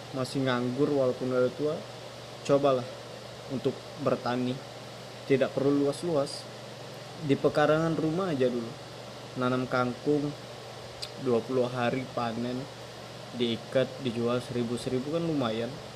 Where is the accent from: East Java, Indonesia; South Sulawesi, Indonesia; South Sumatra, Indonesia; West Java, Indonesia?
South Sumatra, Indonesia; Palembang; Saya orang Palembang, Sumatera Selatan. Tepatnya di Kabupaten Banyuasin